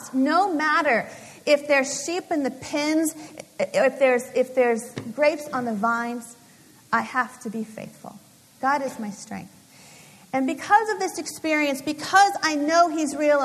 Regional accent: Los Angeles, California, United States; moved away as an adult; also born or lived in Indiana; Los Angeles, to my hometown

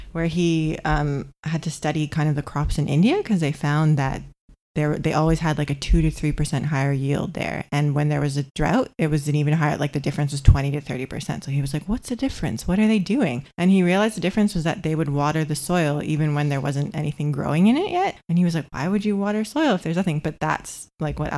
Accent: Toronto, Ontario, Canada; moved away as an adult; also born or lived in Bondi, Australia; now in Gold Coast, Australia; we grew up in Toronto and everyone has these like manicured lawns

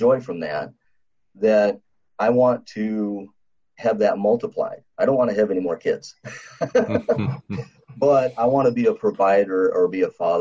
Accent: South Dakota, United States; I was born in South Dakota. There's a lot of Indian reservations out there. And I kind of grew up seeing people that are dependent upon the government

